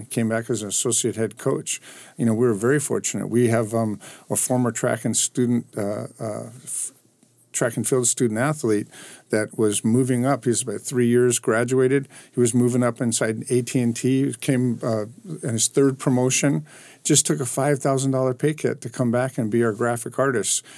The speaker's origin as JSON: {"language": "English", "town": "Anaheim", "region": "California", "country": "United States", "tie": "born or raised there", "also_born_or_lived": "Hawaii", "said": "I grew up in Anaheim"}